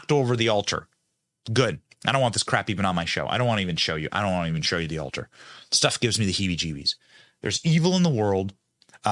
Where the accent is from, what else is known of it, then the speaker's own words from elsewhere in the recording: Iowa, United States; I'm from Iowa